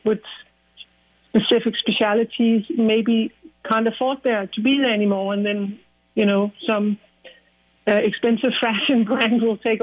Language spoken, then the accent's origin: English; Copenhagen, Capital Region of Denmark, Denmark; growing up in Copenhagen